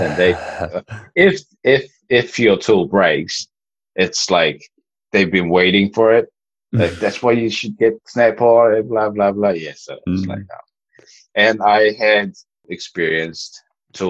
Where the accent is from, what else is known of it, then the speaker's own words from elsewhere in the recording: New Zealand; growing up in New Zealand